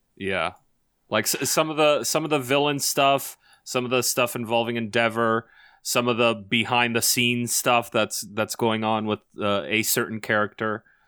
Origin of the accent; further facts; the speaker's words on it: Canada; I'm Canadian